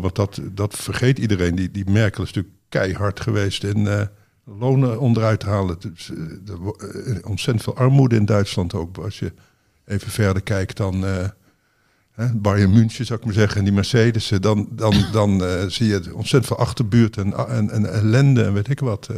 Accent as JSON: {"language": "Dutch", "country": "Netherlands", "said": "wij, denk ik, als Nederlanders"}